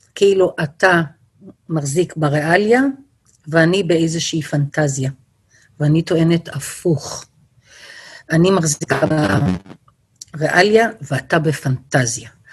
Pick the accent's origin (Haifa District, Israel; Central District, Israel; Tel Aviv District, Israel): Tel Aviv District, Israel; Bnei Brak; now in Kedumim; אצלנו בבני ברק בפרדס היה לנו סליק של לחי, ואני בבית שמעתי דברים